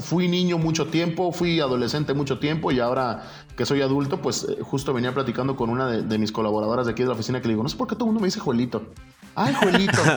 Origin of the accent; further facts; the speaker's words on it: Guadalajara, Jalisco, Mexico; soy de aquí de Guadalajara. Eh, nací, soy del 81